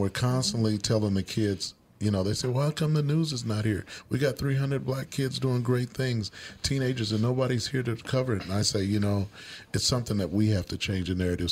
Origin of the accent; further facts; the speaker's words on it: Kansas City, Missouri, United States; moved away as an adult; now in Minnesota, United States; I grew up in Kansas City, Missouri.